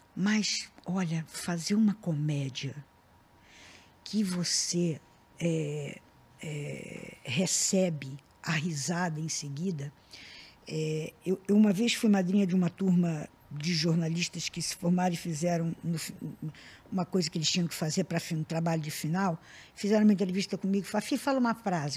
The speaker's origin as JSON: {"language": "Portuguese", "region": "Rio de Janeiro", "country": "Brazil", "said": "eu sou da Tijuca"}